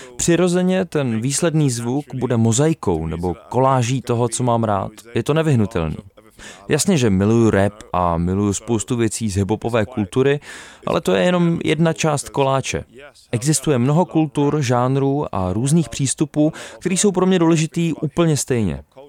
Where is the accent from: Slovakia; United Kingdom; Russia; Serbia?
United Kingdom; jsem se narodil v Británii